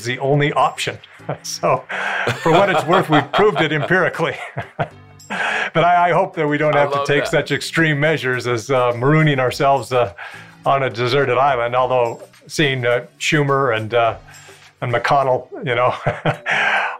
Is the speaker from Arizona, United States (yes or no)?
yes; Snowflake, Arizona, United States; growing up in Snowflake